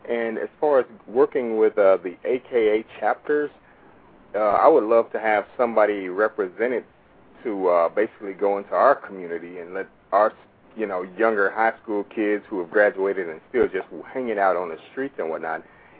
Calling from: Illinois, United States; I'm calling from Illinois.

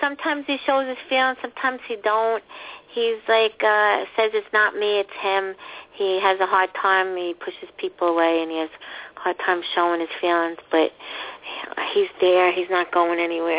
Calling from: Long Island, New York, United States; I'm calling from Long Island.

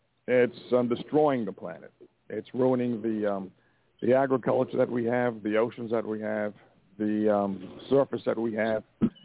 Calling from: Montana, United States

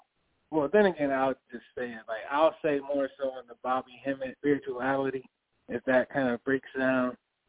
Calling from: Connecticut, United States

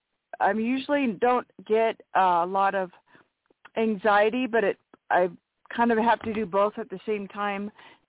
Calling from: Washington, United States; From Washington State.

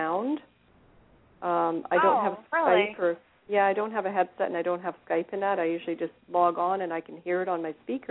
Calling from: Vancouver, British Columbia, Canada; I'm actually calling from British Columbia, Vancouver area

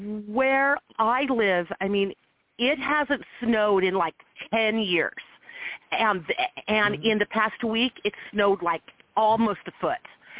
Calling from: Nevada, United States; I am calling from Nevada.

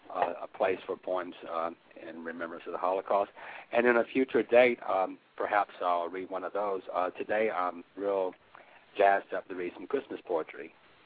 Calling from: Birmingham, Alabama, United States; I'm calling from Birmingham, Alabama

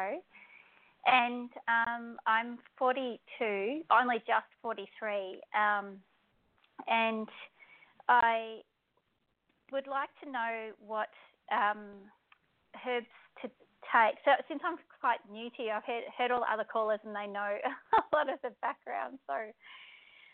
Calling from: Australia; I'm ringing from Australia

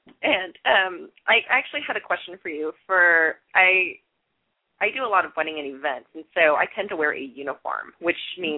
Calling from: Tacoma, Washington, United States; I'm calling from Tacoma

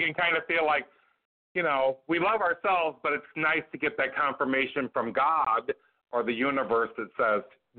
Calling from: Peoria, Illinois, United States; Well, today I'm in the country. I'm calling from Peoria, Illinois. I'm with my grandmother celebrating her 94th birthday.

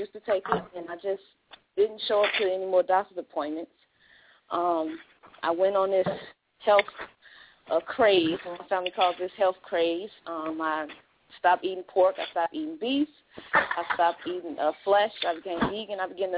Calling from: Chicago, Illinois, United States; from Chicago.

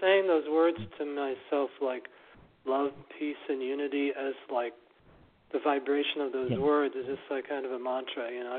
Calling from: Massachusetts, United States; in Massachusetts this time.

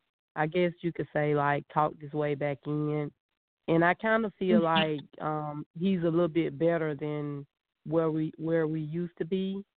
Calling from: Georgia, United States; I'm calling from Georgia.

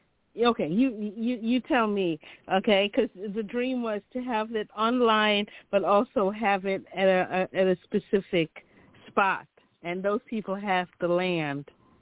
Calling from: Chicago, Illinois, United States; from Chicago.

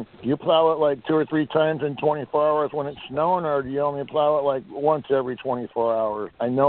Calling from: Tacoma, Washington, United States; I'm from Tacoma, Washington, and we got a half an inch of snow here today.

